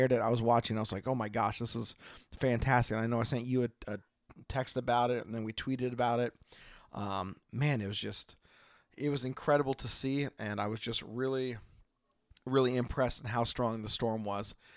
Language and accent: English; Oregon, United States; from Oregon